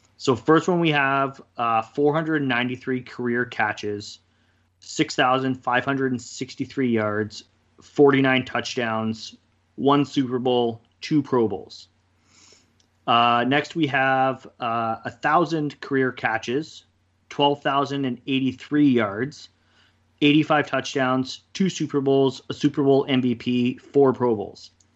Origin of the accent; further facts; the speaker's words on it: Kelowna, British Columbia, Canada; also born or lived in Kamloops; I moved back to Kelowna from Kamloops